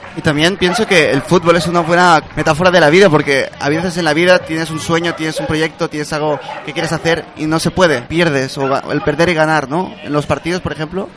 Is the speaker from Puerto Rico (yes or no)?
no; Chile; now in Barcelona, Spain; Allí en Chile, el país de donde vengo